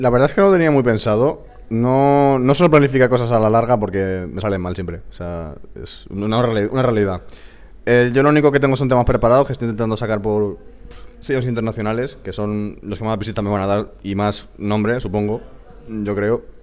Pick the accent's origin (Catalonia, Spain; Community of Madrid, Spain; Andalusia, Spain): Andalusia, Spain; Chipiona; Porque se hace en mi pueblo, que es en Cádiz, en Chipiona, y allí pues sería, me parecería acojonante pinchar en un sitio que has estado eh, veraneando toda tu infancia y tienes a toda tu familia allí